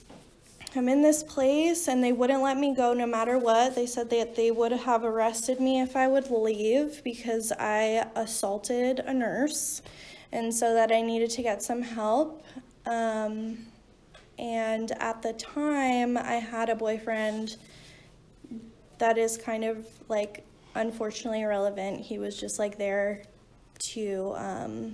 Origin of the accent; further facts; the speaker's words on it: New Jersey, United States; I'm from New Jersey